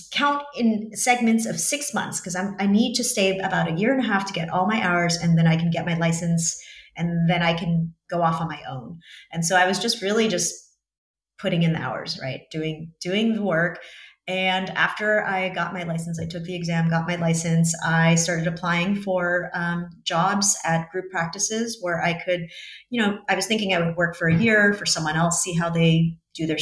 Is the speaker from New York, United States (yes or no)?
yes; New York, United States; moved away as an adult; now in Montenegro; I'm from New York